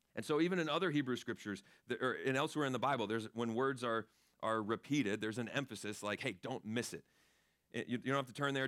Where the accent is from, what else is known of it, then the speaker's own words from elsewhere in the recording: Florida, United States; I grew up in Florida